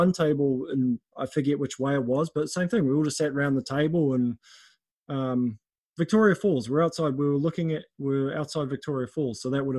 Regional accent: Auckland, New Zealand; I grew up in South Auckland, which is very different to poverty areas overseas, very different to Africa.

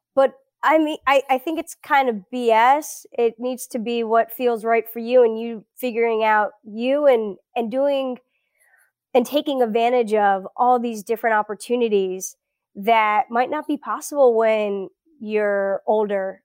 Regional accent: South Florida, United States; first language Portuguese; English is a second language; moved away as an adult; also born or lived in Brazil / Gainesville, Florida / Israel / Birmingham, Alabama; I grew up in South Florida, eh, suburb of Fort Lauderdale, so it's between Fort Lauderdale and Miami

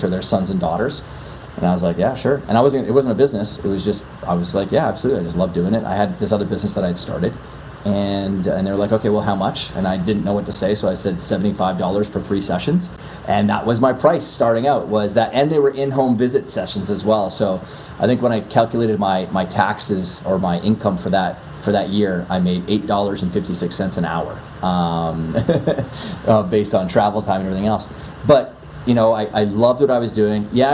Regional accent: Canada; accent: Canadian; moved away as an adult; now in New York City, United States; I'm originally from Canada. I'm in New York City and I've been out here for 13 years now

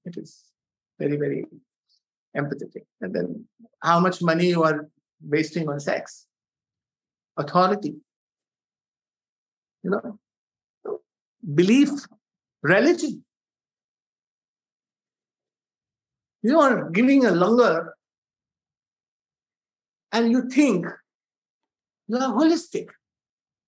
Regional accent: India; being an Indian

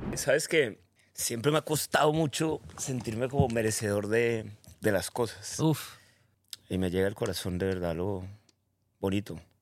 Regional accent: Cali, Valle del Cauca, Colombia; now in Medellín, Colombia; Nací en Colombia, caleño, orgullosamente caleño. Vivo en Medellín

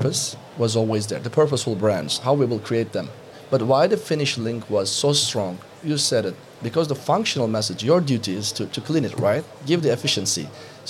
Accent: Turkey; I'm coming from Turkey

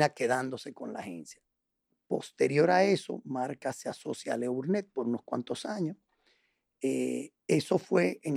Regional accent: La Paz, Bolivia; born there; Yo nací en La Paz.

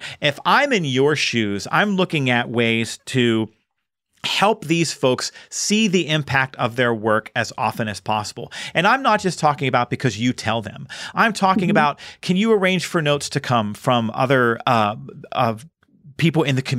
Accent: Pittsburgh, Pennsylvania, United States; Listen, I'm from Pittsburgh. I don't know what that means.

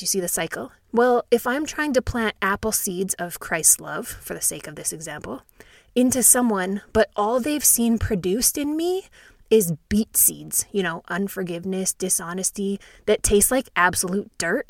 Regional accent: Saskatchewan, Canada; I'm actually really glad I grew up in Saskatchewan, Canada

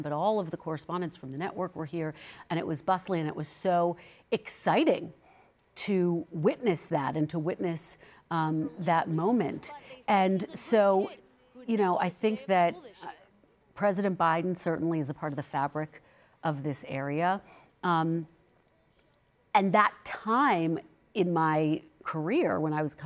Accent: Philadelphia, Pennsylvania, United States; moved away; my hometown

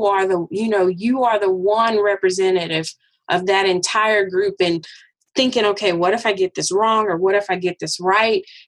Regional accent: Arkansas, United States; moved away; growing up in Arkansas

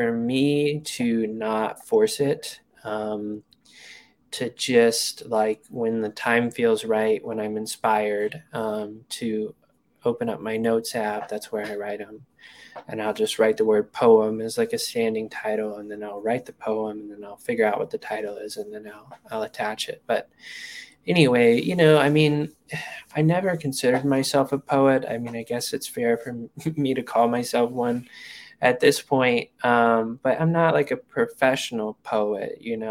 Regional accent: Hot Springs, Arkansas, United States; moved away as an adult; also born or lived in Washington, D.C.; now in Colorado, United States; I went back to Hot Springs

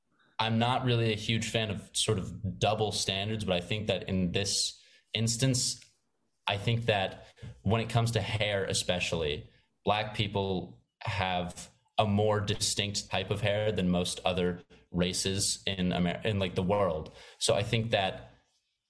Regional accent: Maine, United States; now in New York, United States; I'm from Maine, which is a very suburban, outdoorsy state.

